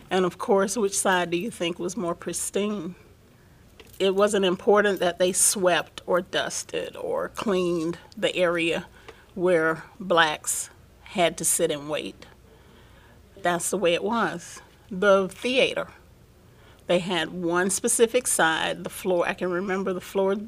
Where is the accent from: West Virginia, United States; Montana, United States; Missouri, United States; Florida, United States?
Florida, United States; Plant City; Growing up in Plant City as a black child, we were very aware of segregation.